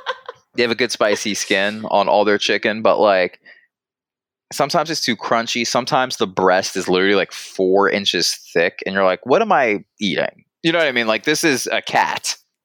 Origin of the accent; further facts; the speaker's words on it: the South, United States; again, I'm from the South, so let me preface with that.